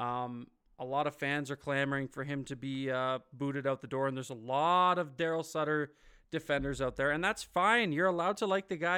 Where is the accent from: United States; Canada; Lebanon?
Canada; Ontario; moved away; the motherland, as I like to call it, I'm from Ontario